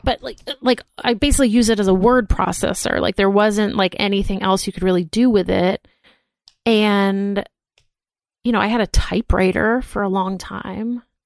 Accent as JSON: {"language": "English", "town": "Boston", "region": "Massachusetts", "country": "United States", "tie": "born or raised there", "also_born_or_lived": "New York / Philadelphia", "moved": "yes", "lives_now": "Los Angeles, United States", "said": "growing up in Boston and, like, living in New York and Philadelphia"}